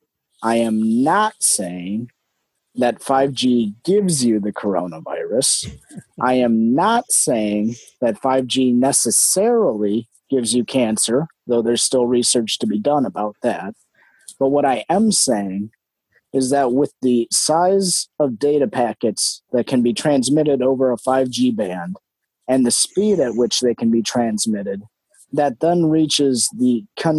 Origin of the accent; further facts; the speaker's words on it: Wisconsin, United States; first language English; here in my home state of Wisconsin in the U.S.